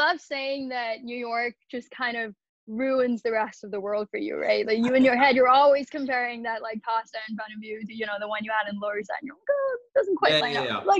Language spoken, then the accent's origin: English; Kolkata, West Bengal, India; moved away as an adult; now in United States; So grew up in Calcutta, India. Spent the first 18 years there. Went to high school there and whatnot.